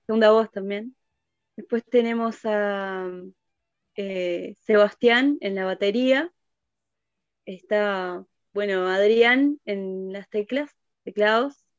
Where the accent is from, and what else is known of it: Uruguay